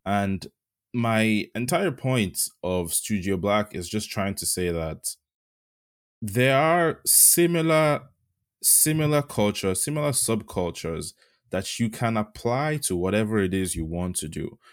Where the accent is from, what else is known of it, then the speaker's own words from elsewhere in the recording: Yorubaland, Nigeria; moved away; I'm Yoruba. I was born in Nigeria, um, and my two parents are from the Yoruba ethnic group.